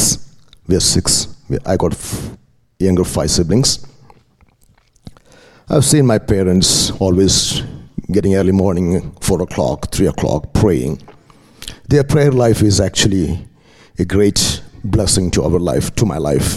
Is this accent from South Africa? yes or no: no; India; moved away; I'm from India. I'm raised up in a Christian family.